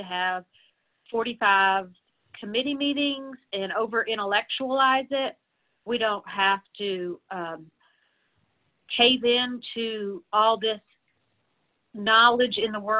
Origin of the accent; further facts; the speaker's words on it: the South, United States; now in Nashville, United States; I'm from the South